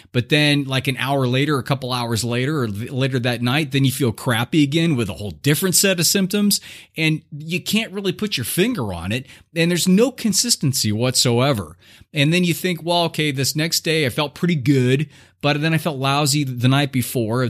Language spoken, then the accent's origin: English; Southern California, United States; I was growing up in Southern California in like the 70s